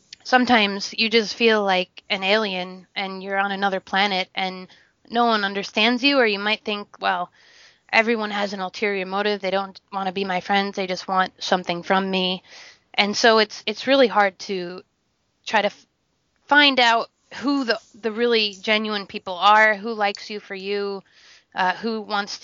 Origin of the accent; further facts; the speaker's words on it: United States; moved away; also born or lived in South Sudan; as an American or as someone who's westernized